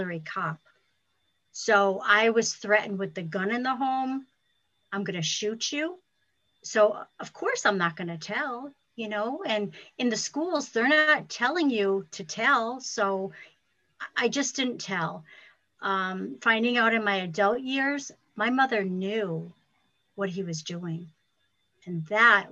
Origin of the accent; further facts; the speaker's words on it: Ludlow, Massachusetts, United States; I'm from Ludlow, Massachusetts.